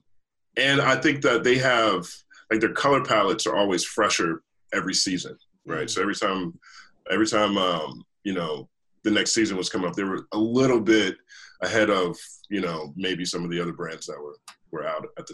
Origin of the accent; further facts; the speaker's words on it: the South, United States; I grew up in the South